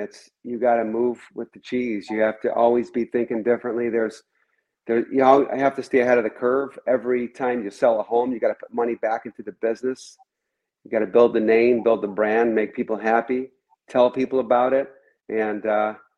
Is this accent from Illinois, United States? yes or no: yes; Chicago, Illinois, United States; now in Southwest Florida, United States; I grew up in Chicago